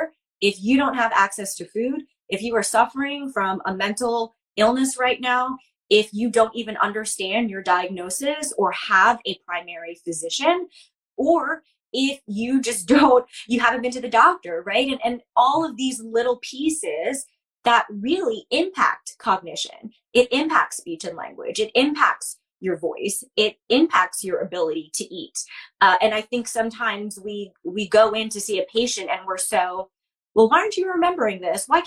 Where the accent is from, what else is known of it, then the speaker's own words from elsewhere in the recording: New York, United States; also born or lived in Baltimore; now in Philadelphia, United States; I'm from New York originally.